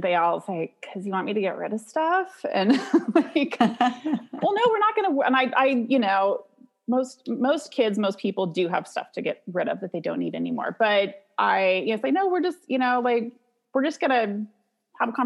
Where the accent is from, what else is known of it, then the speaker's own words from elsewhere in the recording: Santa Cruz, California, United States; I'm from Santa Cruz, California